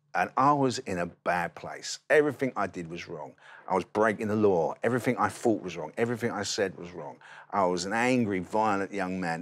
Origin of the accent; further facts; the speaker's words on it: London, United Kingdom; I grew up in East London, um, near the best football club in the country, West Ham United